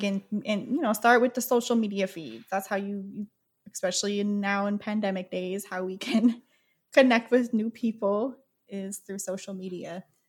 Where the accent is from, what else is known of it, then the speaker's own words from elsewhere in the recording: Oklahoma, United States; moved away; I was born in Oklahoma. It's a very overtly racist town